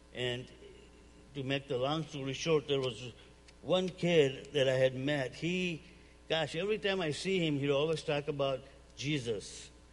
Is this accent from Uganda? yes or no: yes; Uganda; now in United States; I'm originally from Uganda, East Africa. Um, came here in 1972.